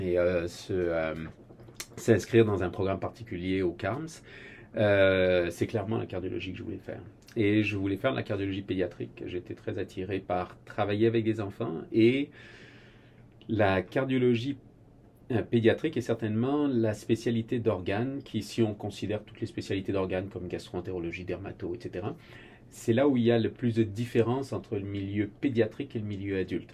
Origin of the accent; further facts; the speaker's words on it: France; moved away as an adult; also born or lived in Boston, United States; now in Quebec, Canada; je suis français d'origine.